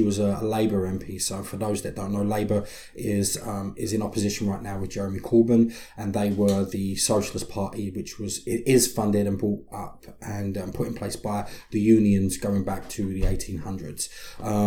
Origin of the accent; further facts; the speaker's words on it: London, United Kingdom; moved away; I was raised in East London, working class London and lower class London